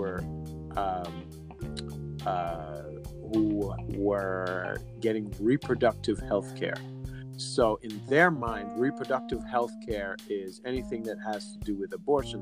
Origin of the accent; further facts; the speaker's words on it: Jamaica; as a Jamaican